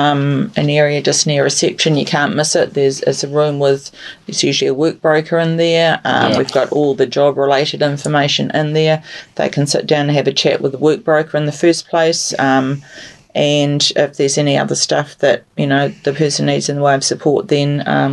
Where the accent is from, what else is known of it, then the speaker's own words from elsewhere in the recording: Christchurch, Canterbury, New Zealand; moved away; I'm from Christchurch